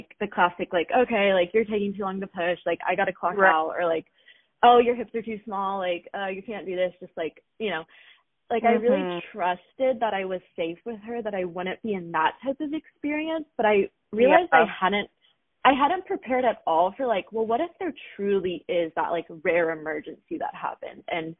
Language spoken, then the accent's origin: English; Seattle, Washington, United States; because we came from Seattle, Washington. It's like the most populated area